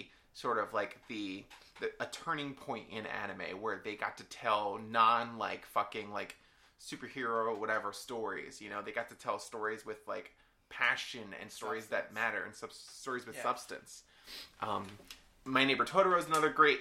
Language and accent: English; United States; as an American